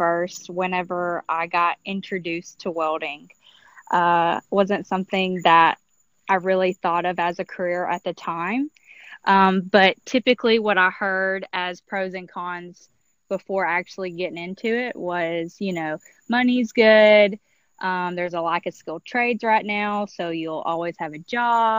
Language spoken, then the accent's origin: English; Alabama, United States; moved away; I'm originally from Alabama